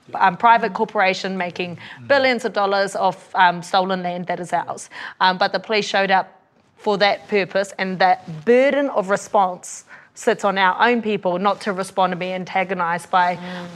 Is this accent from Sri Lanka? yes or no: no; Australia; now in New Zealand; I grew up over in Aussie with a dad who's a police officer